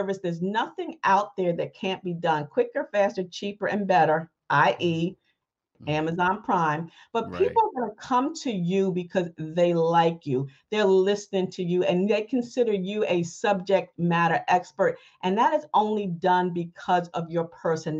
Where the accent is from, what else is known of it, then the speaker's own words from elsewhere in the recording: New Rochelle, New York, United States; also born or lived in Ohio / Mount Vernon, New York; I was born and raised in Ohio, but I actually grew up in New Rochelle, New York